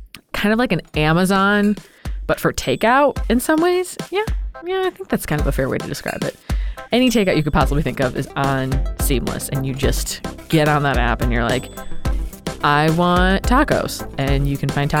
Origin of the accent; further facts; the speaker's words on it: Chicago, Illinois, United States; now in New York, United States; I'm from Chicago